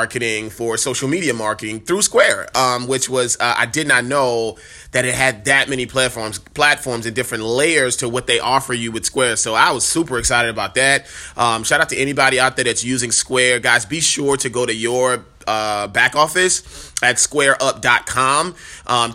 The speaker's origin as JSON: {"language": "English", "town": "New Orleans", "region": "Louisiana", "country": "United States", "tie": "born or raised there", "moved": "yes", "said": "the beautiful city, which is my hometown"}